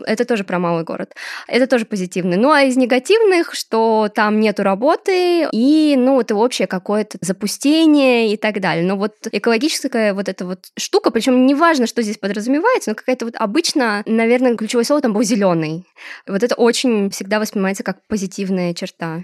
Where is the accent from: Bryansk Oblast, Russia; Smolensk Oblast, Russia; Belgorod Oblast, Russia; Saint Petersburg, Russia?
Smolensk Oblast, Russia; Desnogorsk; мой город, где я росла, и он тоже супер благополучный, Десногорск